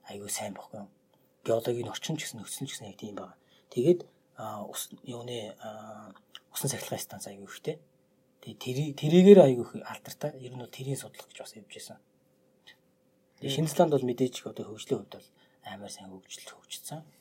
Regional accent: Mongolia; би Монголоос ирсэн

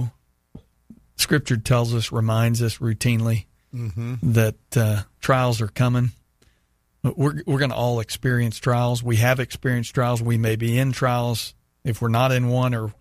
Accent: Texas, United States; my hometown in Texas

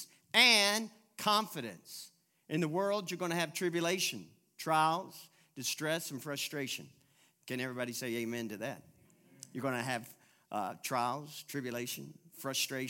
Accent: Louisville, Kentucky, United States; I'm from Louisville, Kentucky.

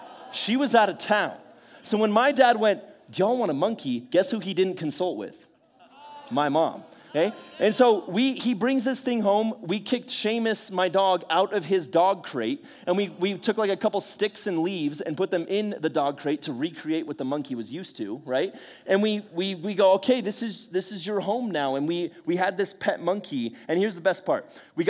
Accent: California, United States; also born or lived in Bay Area; But I'm not from San Diego originally. I kind of bounced all around California. I was born up in the Bay Area, and so I'm a massive San Francisco Giants fan.

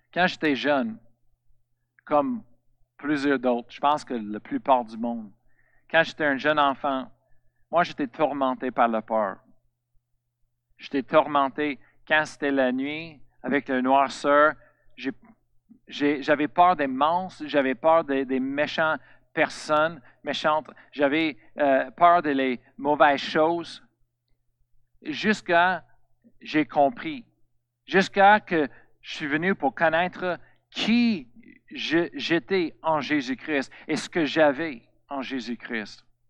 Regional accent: Colorado, United States; French is a second language; moved away; Je viens de Colorado, aux États-Unis.

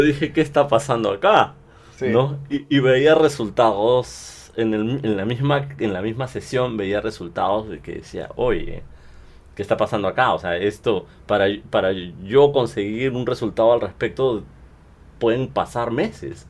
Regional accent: Peru; soy cantante peruano

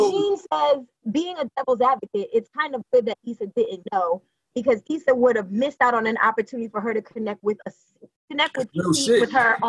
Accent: Haiti; I'm from Haitian.

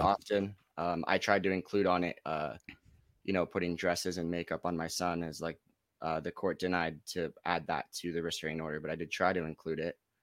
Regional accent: Los Gatos, California, United States; also born or lived in Lake Tahoe; I'm from Los Gatos, California. It's right in between San Jose and Santa Cruz.

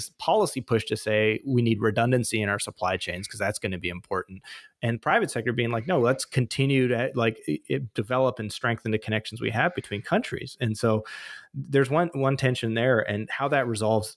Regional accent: British Columbia, Canada; I'm from British Columbia

